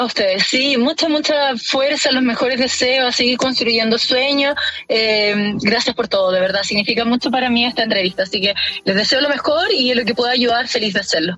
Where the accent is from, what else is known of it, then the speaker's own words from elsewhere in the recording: Chile; como chilena poder representar a mi país